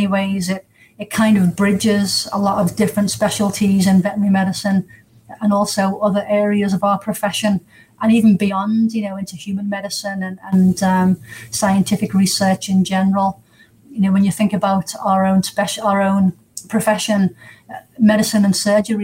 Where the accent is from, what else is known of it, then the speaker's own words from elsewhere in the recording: England, United Kingdom; moved away as an adult; also born or lived in United States; now in Surrey, United Kingdom; I'm English